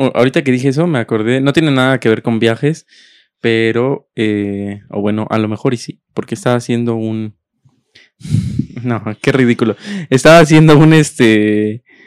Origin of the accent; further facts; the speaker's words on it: Mexico City, Mexico; also born or lived in Texcoco, State of Mexico; Yo nací en Texcoco porque mi abuelita vivía en Texcoco y mis papás vivían en, la Ciudad de México, en ese entonces Distrito Federal